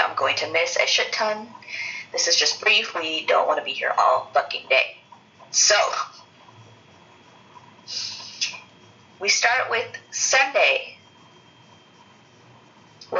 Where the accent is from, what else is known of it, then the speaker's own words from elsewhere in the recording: United States; I'm an American